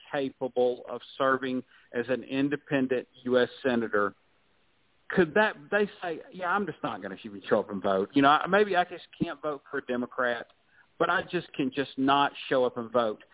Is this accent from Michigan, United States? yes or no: no; Jonesboro, Georgia, United States; I'm from Jonesboro, and um, Newt Gingrich was the congressman when I came of age